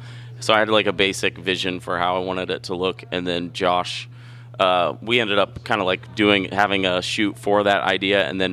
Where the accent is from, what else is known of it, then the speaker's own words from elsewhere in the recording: Ohio, United States; growing up in the Ohio scene